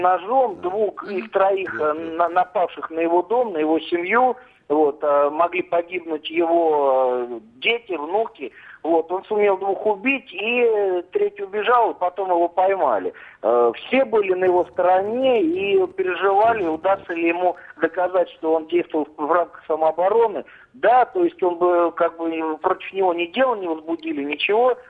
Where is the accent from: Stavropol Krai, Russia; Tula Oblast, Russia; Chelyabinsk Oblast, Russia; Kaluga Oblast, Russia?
Tula Oblast, Russia; Tula; Я сам из Тулы